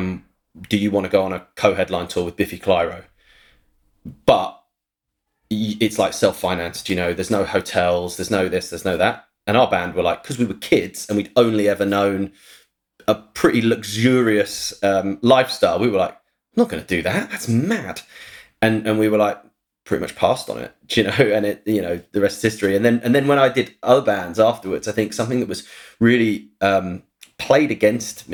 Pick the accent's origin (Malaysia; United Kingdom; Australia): United Kingdom; St Albans, East of England; moved away; my hometown, St. Albans.